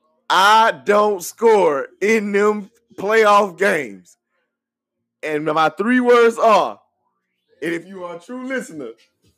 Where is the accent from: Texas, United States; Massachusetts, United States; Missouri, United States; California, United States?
Texas, United States; Houston; I'm from Houston.